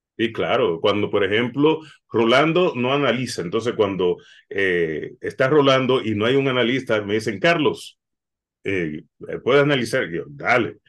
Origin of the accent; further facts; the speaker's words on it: Puerto Rico; also born or lived in Dominican Republic (parents); now in Los Angeles, United States; Yo nací en Puerto Rico, mis padres son dominicanos